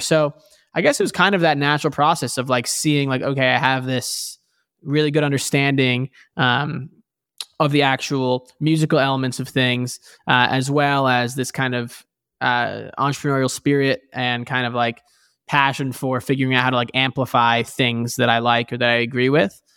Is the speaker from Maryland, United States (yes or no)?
no; New York City, New York, United States; now in Bay Area, California, United States; I grew up in New York City originally